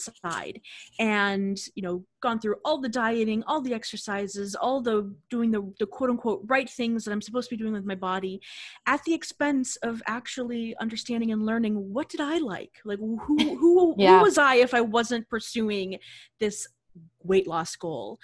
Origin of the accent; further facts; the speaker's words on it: Boston, Massachusetts, United States; I'm from the Boston area